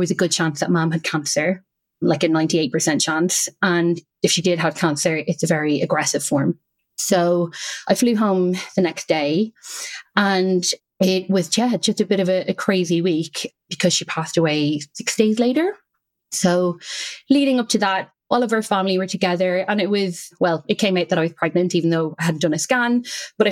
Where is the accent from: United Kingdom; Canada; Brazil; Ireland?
Ireland; accent: Irish; moved away; as you can probably hear, I'm Irish. And I would go back to Ireland every half term.